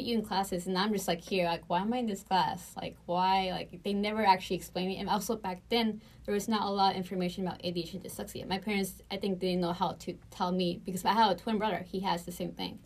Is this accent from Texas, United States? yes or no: yes; Houston, Texas, United States; also born or lived in Bakersfield, California / Brazil; I grew up um, in Houston most of my life